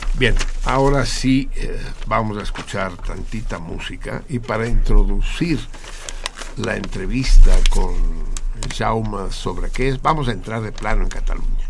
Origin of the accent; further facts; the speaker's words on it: Mexico; también nos afecta a los mexicanos